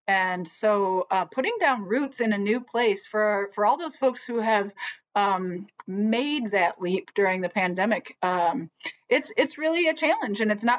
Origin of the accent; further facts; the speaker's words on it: Michigan, United States; now in Minnesota, United States; I am a Midwesterner. I was born and raised in Michigan, and I speak fluent Lutheran